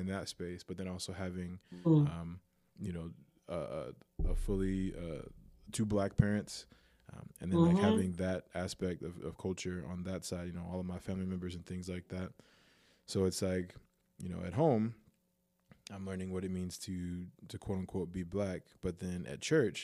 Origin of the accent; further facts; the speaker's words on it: United States; I'm Black American.